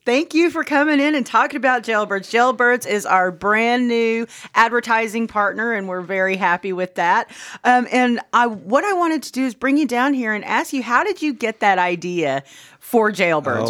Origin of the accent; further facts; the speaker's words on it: Caddo County, Oklahoma, United States; where we're from, we're from Caddo County